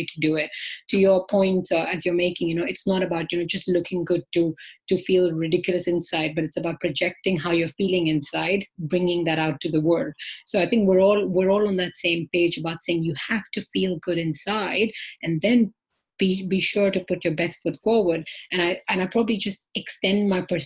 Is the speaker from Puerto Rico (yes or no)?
no; India; now in London, United Kingdom; I am myself from India